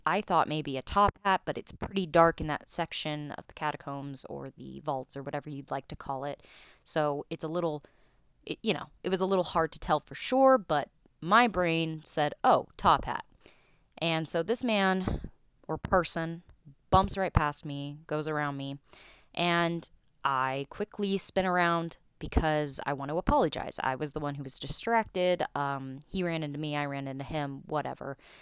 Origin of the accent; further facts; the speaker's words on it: Salt Lake City, Utah, United States; I'm from Salt Lake City, Utah.